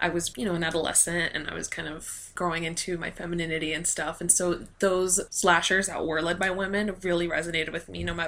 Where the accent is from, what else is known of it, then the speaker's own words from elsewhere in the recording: Miami, Florida, United States; I'm from Miami, Florida